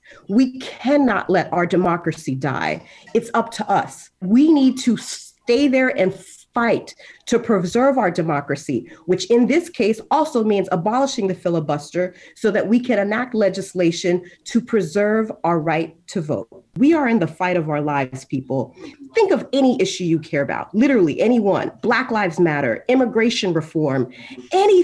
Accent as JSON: {"language": "English", "country": "Haiti", "tie": "born or raised there", "moved": "yes", "lives_now": "Florida, United States", "said": "I was born in Haiti, and I come from a state with a significant number of immigrants"}